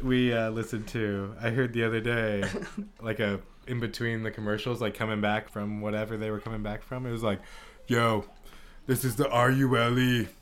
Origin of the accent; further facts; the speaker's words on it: the Bay Area, California, United States; I grew up in the Bay